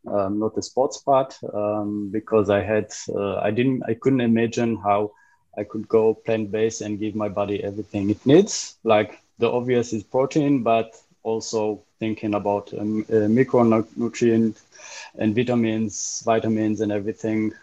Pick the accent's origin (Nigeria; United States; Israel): Israel; moved away as an adult; now in Berlin, Germany; I grew up in Israel, been living in Berlin for 13 years now